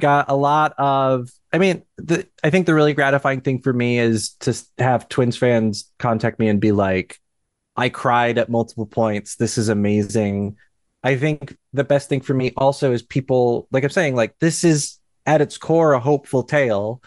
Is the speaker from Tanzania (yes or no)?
no; Cedar Rapids, Iowa, United States; I'm from Cedar Rapids